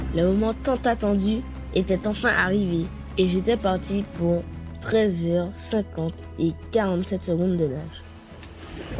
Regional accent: Martinique; Je suis de la Martinique, une petite île française de la Caraïbe

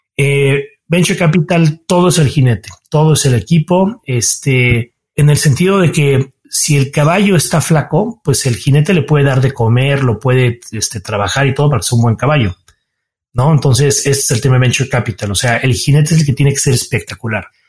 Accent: Cuernavaca, Morelos, Mexico; moved away as an adult; now in Mexico City, Mexico; soy chilango, mucho orgullo, aunque nací aquí en la Ciudad de México, pero de temprana edad viví en Cuernavaca. Entonces mi infancia y los formativos los pasé allá

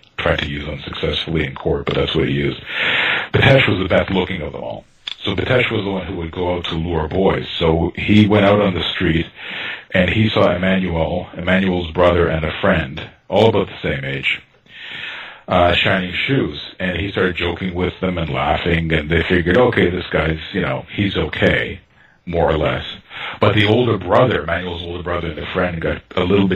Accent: Toronto, Ontario, Canada; I grew up in North Toronto, quite far from downtown

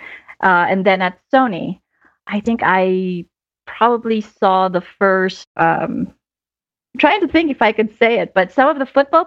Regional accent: Philippines; moved away as an adult; now in United States; I grew up in the Philippines. I actually moved to the US about 20 years ago

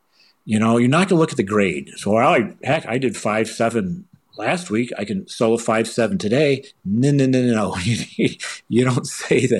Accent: Michigan, United States; now in Boulder, United States; I'm originally from Michigan

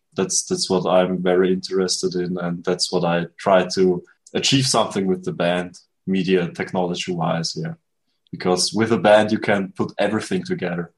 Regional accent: Austria; I'm from Austria

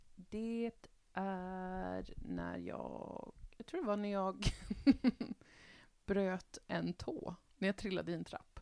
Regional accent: Västerbotten County, Sweden; jag är ju från Västerbotten

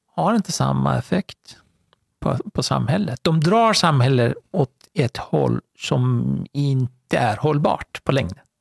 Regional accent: Iran; now in Sweden; född och uppvuxen i Iran

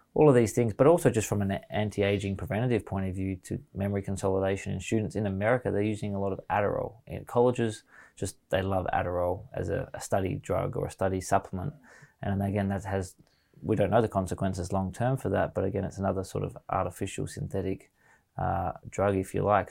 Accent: Australia; as an Australian

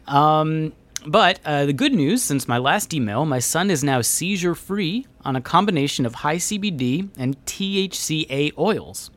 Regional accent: Union City, California, United States; I am from Union City, California

